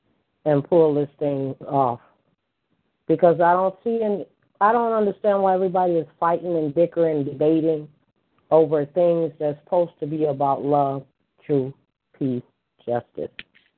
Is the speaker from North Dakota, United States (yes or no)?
no; Illinois, United States; I'm from Illinois.